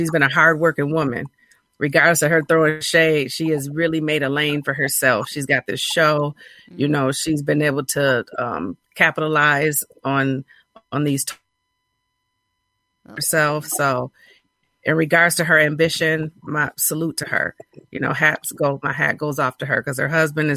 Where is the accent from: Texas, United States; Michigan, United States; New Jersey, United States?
Michigan, United States; Grand Rapids; Well, I'm from Michigan. I'm from Grand Rapids, Michigan